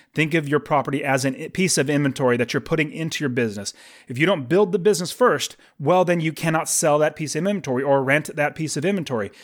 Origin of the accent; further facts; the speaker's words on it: United States; I'm an American